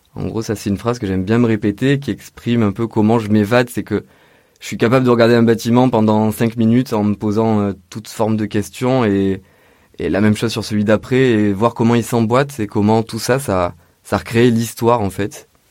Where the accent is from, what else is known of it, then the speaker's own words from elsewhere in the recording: Orange, Provence-Alpes-Côte d'Azur, France; moved away as an adult; also born or lived in Montpellier / Belgium; now in Marseille, France; Je suis né euh, à Orange dans le 84 donc c'est dans le Vaucluse, à à peu près 100 km de Marseille, plus au nord. J'ai grandi là-bas jusqu'à la majorité, à 18 ans